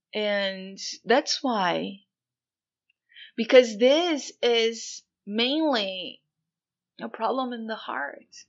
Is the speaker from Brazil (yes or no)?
yes; Brazil; moved away; I'm actually Brazilian, born and raised in Brazil, and I don't live there anymore for many years now.